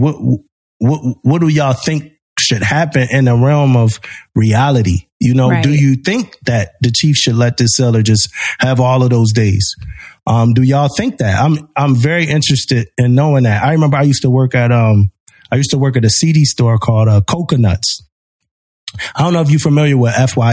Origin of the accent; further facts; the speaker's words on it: Philadelphia, Pennsylvania, United States; I was young, you know, growing up in Philly, like it's different